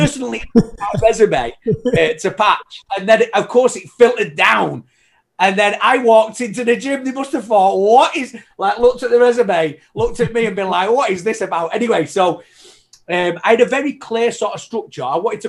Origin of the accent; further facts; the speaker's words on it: Manchester, North West England, United Kingdom; now in Canada; I came over to Canada. No, believe it or not, I know I like a proper lost my accent and everything. You know what I mean? But yeah, honestly, I'm from Manchester originally. Okay. So it was, I came over to Canada.